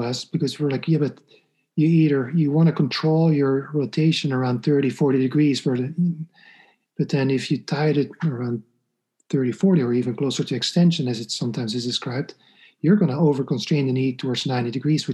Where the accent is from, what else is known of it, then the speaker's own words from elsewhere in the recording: Belgium; moved away as an adult; now in New York, United States; I'm from Belgium